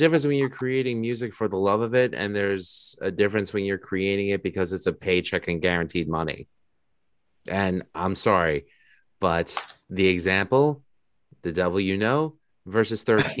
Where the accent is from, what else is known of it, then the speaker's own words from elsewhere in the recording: New York City, New York, United States; I'm from Astoria, New York.